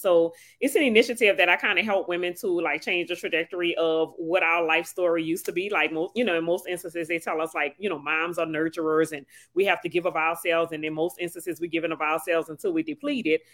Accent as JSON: {"language": "English", "town": "New Orleans", "region": "Louisiana", "country": "United States", "tie": "born or raised there", "lives_now": "Slidell, United States", "said": "I was born and raised in New Orleans, and now I live in Slidell, Louisiana."}